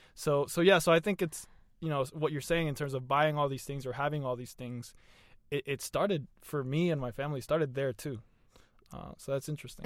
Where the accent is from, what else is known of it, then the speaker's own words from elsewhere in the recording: the South, United States; growing up in the South